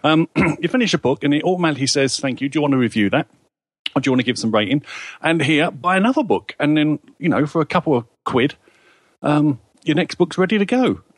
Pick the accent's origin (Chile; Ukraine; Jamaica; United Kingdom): United Kingdom; England; I'm an Englishman.